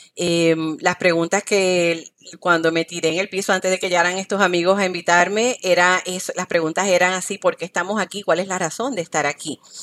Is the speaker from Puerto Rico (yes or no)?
yes; Guayama, Puerto Rico; moved away as an adult; also born or lived in Ponce, Puerto Rico; now in Miami, United States; nací en Ponce, Puerto Rico, soy de Guayama y actualmente estoy viviendo en Miami